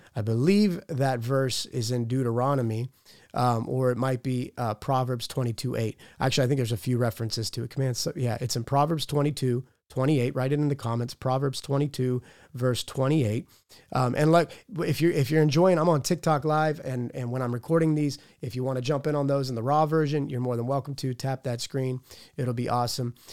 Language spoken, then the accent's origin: English; Pittsburgh, Pennsylvania, United States; I'm from Pittsburgh